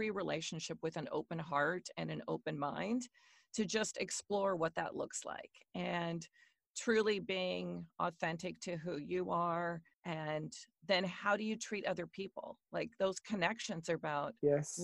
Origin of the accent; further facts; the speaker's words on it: Washington, United States; I am born and raised in Washington State in the U.S., so I'm a West Coaster.